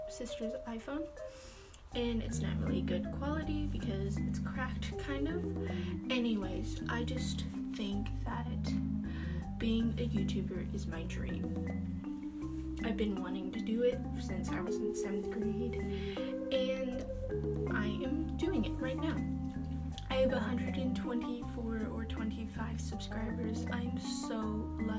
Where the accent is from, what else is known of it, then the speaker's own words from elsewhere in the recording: Alaska, United States; I was born in Alaska